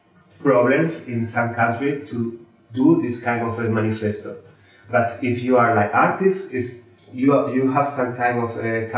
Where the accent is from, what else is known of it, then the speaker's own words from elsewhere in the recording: Spain; I'm from Spain